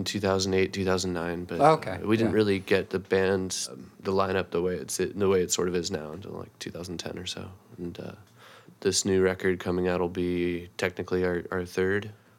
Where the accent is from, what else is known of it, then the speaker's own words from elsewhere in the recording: Monterey, California, United States; moved away as an adult; now in Seattle, United States; I grew up in around Monterey, California, about 2 hours south of San Francisco. Oh. Monterey, Carmel area. Very pretty, but lots of old people.